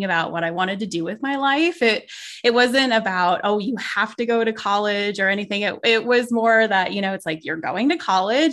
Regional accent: Reno, Nevada, United States; I grew up in the west of the US. So I'm from Reno, Nevada, which is northern Nevada

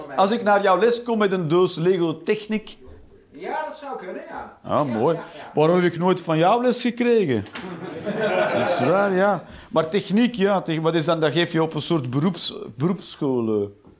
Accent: Flanders, Belgium; now in Netherlands; En ik moest er als Vlaming ook aan wennen toen ik in dit land kwam, kwam wonen

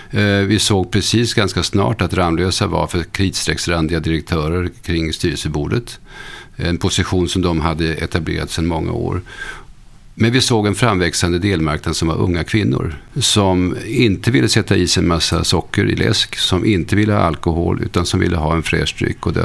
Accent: Motala, Östergötland, Sweden

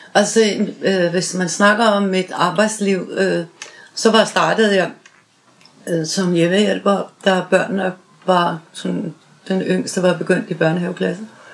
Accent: Southern Jutland, Southern Denmark, Denmark; moved away as an adult; now in Rødovre, Denmark; Jeg er født i Sønderjylland

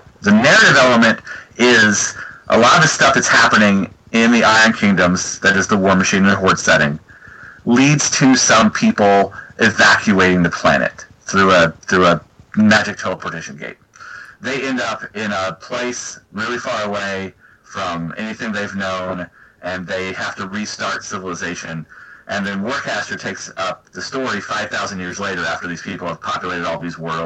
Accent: Kansas City, United States; moved away as an adult; also born or lived in St. Louis; I used to live in the Midwest. I'm from the Kansas City area

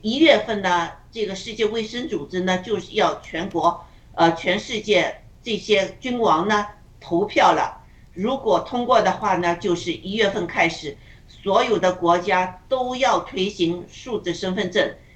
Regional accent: China; 我们中国人

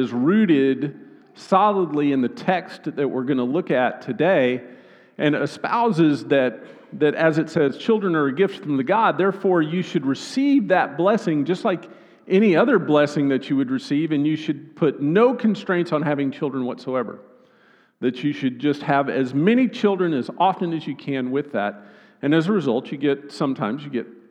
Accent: Northwest Arkansas, United States; I'm from Northwest Arkansas

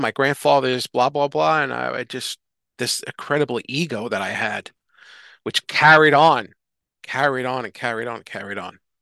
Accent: New York City, New York, United States; accent: thick New York; moved away; I'm from New York City and I'd have my accent, the thick New York accent

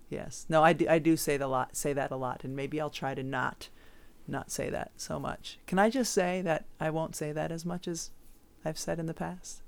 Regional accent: Southwick, Massachusetts, United States; my hometown of Southwick, Massachusetts

